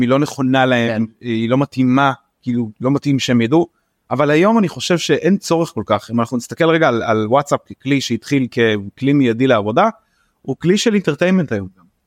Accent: Bnei Brak, Tel Aviv District, Israel; born or raised there

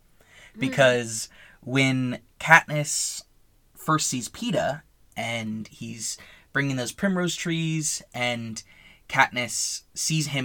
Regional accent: United States; as an American

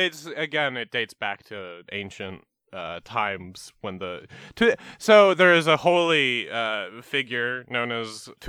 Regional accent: Canada; accent: Canadian; I'm from Canada, so you're gonna... the Canadian accent's tricky because I slip into Minnesota so easily.

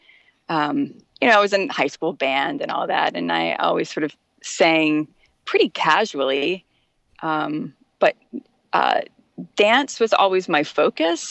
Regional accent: Richmond, Virginia, United States; also born or lived in Kalamazoo, Michigan; now in Washington, D.C., United States; I grew up in Richmond, Virginia, or I should say on the outskirts of Richmond

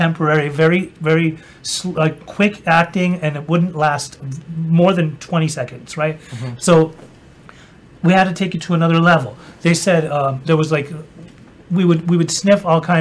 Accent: Utah, United States; I grew up in Utah

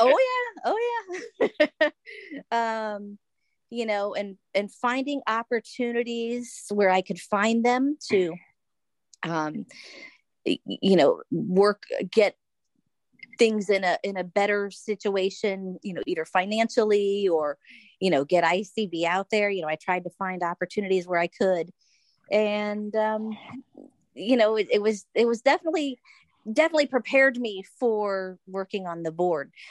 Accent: Florida, United States; moved away; I'm originally from Florida. Uh, still, my whole family's still there

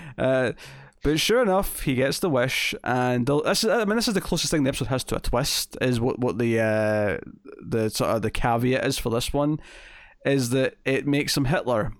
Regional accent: Scotland, United Kingdom; accent: Scottish

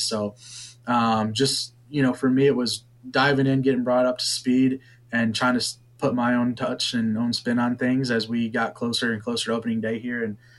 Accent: Dansville, Michigan, United States; also born or lived in Johnson City, Tennessee / Asheville, North Carolina; So I'm local. I grew up in Dansville, Michigan, went to Dansville High School

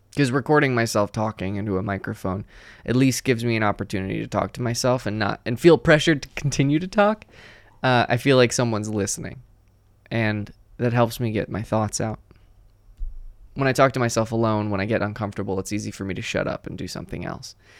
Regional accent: New Jersey, United States; I'm from New Jersey

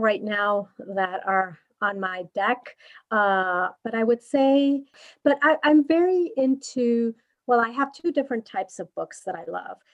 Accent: Mexico; moved away as an adult; now in United States; I'm originally from Mexico, uh, and I currently live here in the U.S. for the last nine years

